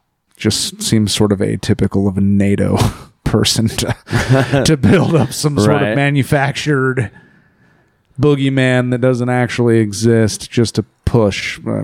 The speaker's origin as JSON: {"language": "English", "region": "Iowa", "country": "United States", "said": "We're from Iowa, man. We don't actually have a lot of Polish folks around here."}